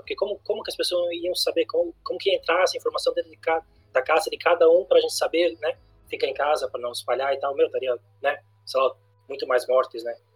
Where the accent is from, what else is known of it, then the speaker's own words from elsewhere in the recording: Brazil; eu tô me defendendo como brasileiro